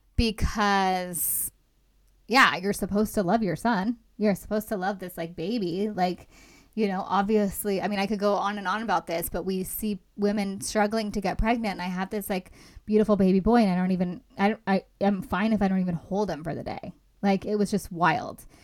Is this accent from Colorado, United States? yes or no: no; Los Angeles, California, United States; I'm from Los Angeles originally.